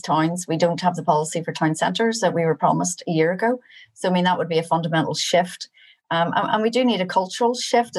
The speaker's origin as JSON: {"language": "English", "country": "Ireland", "said": "as an Irish person and as an Irish citizen paying taxes"}